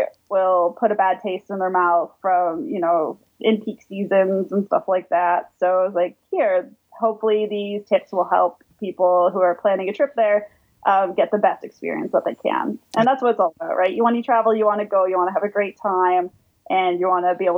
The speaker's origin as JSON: {"language": "English", "town": "St. Catharines", "region": "Ontario", "country": "Canada", "tie": "born or raised there", "said": "Growing up in St. Catharines"}